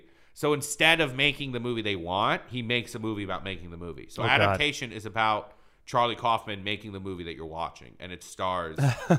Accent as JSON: {"language": "English", "country": "Iran", "tie": "born there", "said": "Like I was born in Iran, but then Iran."}